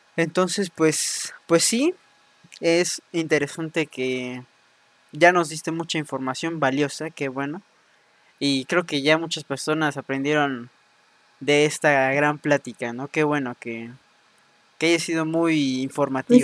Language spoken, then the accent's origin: Spanish; Mexico; llevamos como mexicanos, mexicanas